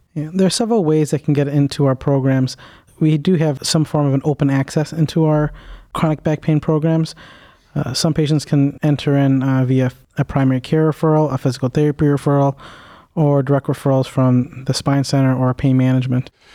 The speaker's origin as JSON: {"language": "English", "town": "Cleveland", "region": "Ohio", "country": "United States", "tie": "born or raised there", "said": "I am a native, uh, east sider of Cleveland, so I went to high school here"}